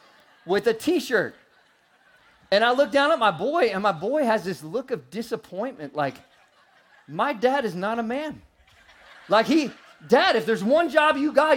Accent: St. Louis, Missouri, United States; moved away; I was born in St. Louis

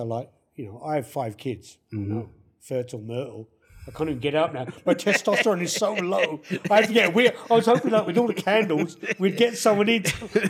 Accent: London, United Kingdom; moved away as an adult; also born or lived in Kentish Town, London; now in Calgary, Canada; I was brought up there in Southfields

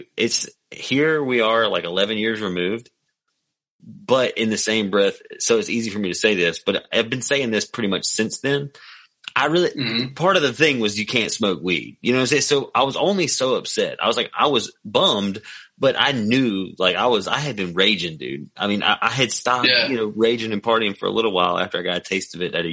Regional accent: McComb, Mississippi, United States; also born or lived in Jackson, Mississippi; now in Hattiesburg, United States; I'm from Macomb and I grew up in Macomb, but at one point in time I lived in Jackson, or like 3 points in time I lived in Jackson, and now I live right outside of Hattiesburg, Mississippi

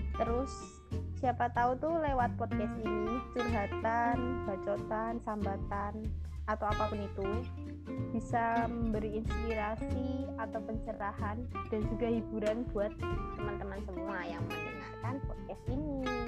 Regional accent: Surakarta, Central Java, Indonesia; moved away as an adult; now in Semarang, Indonesia; Solo adalah kota kelahiranku, tapi aku sedang mengejar gelar STP di kota Lumpia, yaitu kota Semarang

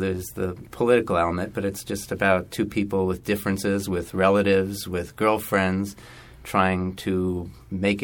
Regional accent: Canada; also born or lived in Jerusalem; now in United States; I grew up a lot in Canada, but my parents are both Israeli

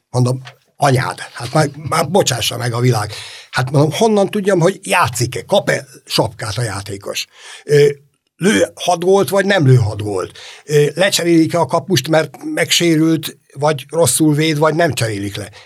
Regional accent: Budapest, Hungary; a Ferencváros kellős közepén nőttem föl

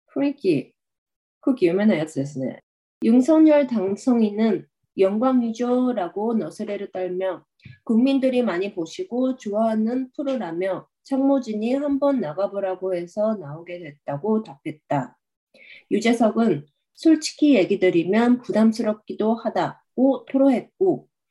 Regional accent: Japan; also born or lived in South Korea; 韓国生まれ、日本育ち、わたわたしてきた韓国人

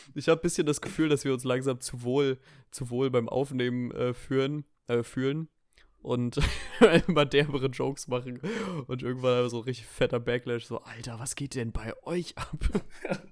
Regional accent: Rostock district, Mecklenburg-Vorpommern, Germany; Die Kleinstadt, wo ich herkomme, liegt im Landkreis Rostock.

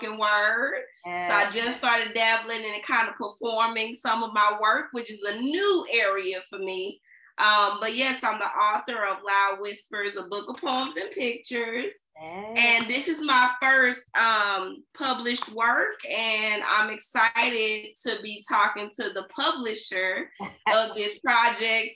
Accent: Centreville, Illinois, United States; I'm from Centralville, Illinois. So we had the Cali Boyd Center out here. That was our library. It's closed down now, unfortunately. I have fantasies of opening that center back up because it's such a big part of my childhood.

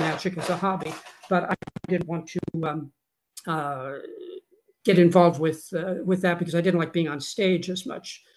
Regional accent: Southern California, United States; born or raised there

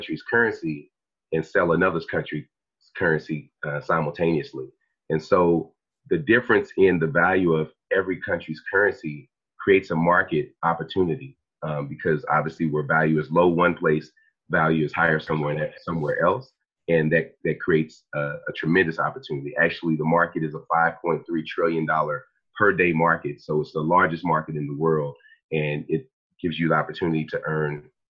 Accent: Dallas, Texas, United States; I'm from Dallas, Texas

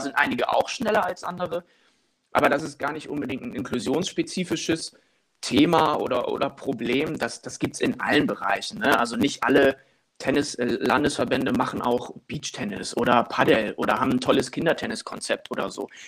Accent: Wilhelmshaven, Lower Saxony, Germany; moved away as an adult; now in Cologne, Germany; in dem Verein, wo ich groß geworden bin, in meiner äh, Stadt in Wilhelmshaven, im, im, nördlichen Niedersachsen

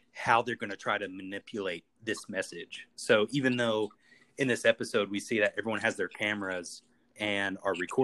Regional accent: Eastern Kentucky, United States; moved away; Peyton and I, we're from the exact same town. We grew up in Eastern Kentucky

